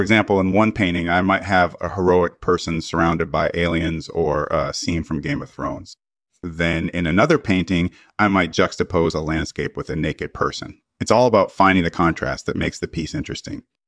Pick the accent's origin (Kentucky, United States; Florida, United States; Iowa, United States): Iowa, United States; I was born and raised in Iowa